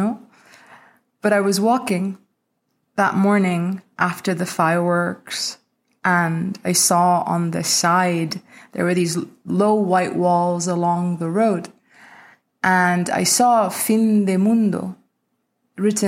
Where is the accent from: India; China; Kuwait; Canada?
India; moved away; this custom we had growing up in India